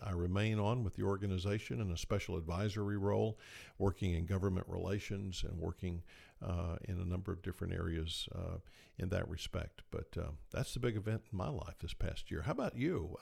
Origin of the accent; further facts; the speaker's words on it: Tifton, Georgia, United States; moved away as an adult; also born or lived in Moultrie, Georgia / Athens, Georgia / Tuscaloosa, Alabama / San Antonio, Texas; when I was six months old, our family moved to Tifton, and there we remained until I graduated from high school